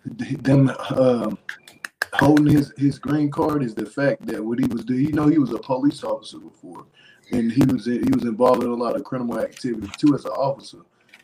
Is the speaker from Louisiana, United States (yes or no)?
yes; Louisiana, United States; I'm from Louisiana